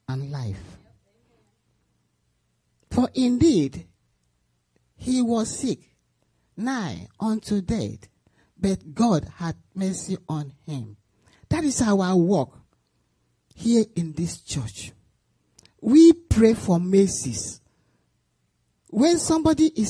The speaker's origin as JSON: {"language": "English", "country": "Nigeria", "moved": "yes", "said": "I'm from Nigeria."}